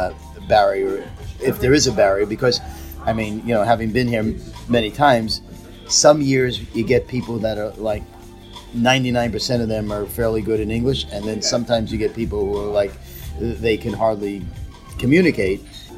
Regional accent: United States; I'm from America, as you can well guess.

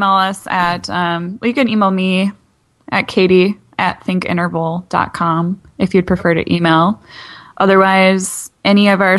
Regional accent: Waukesha, Wisconsin, United States; moved away as an adult; now in Minnesota, United States; I've moved to a new state. I grew up in Wisconsin, graduated from Waukesha South High School, and then came up to Minnesota to the University of Minnesota, and have made it my home. And it is now my transplant state.

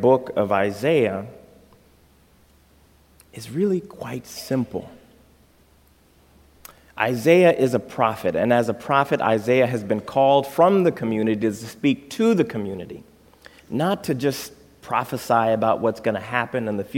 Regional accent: Texas, United States; also born or lived in Chicago, Illinois; now in Holland, Michigan, United States; I grew up in Texas

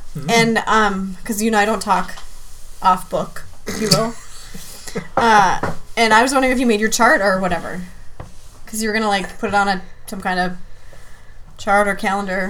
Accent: the Great North, Minnesota, United States; I'm from the Great North

